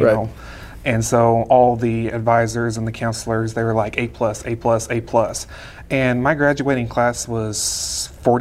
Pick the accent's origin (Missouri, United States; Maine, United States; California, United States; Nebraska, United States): Missouri, United States; Caulfield; I am from Southern Missouri, so South Central Missouri is where I'm from. There's a little town called Caulfield, Missouri